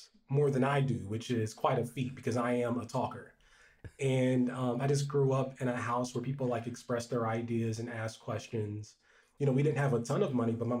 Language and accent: English; Columbus, Ohio, United States; I'm from Columbus, Ohio, which I thought was a big town growing up